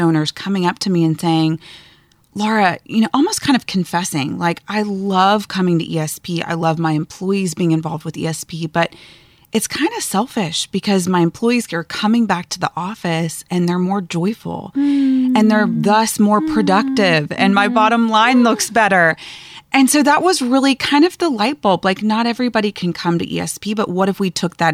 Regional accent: Atlanta, Georgia, United States; I grew up in Atlanta

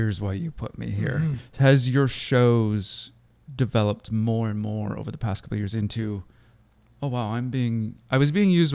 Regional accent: Seattle, Washington, United States; growing up near Mount Hood or Mount Rainier

